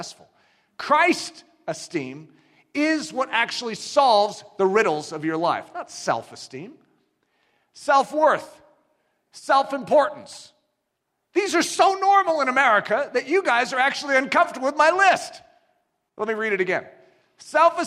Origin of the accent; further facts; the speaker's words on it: United States; I'm an American.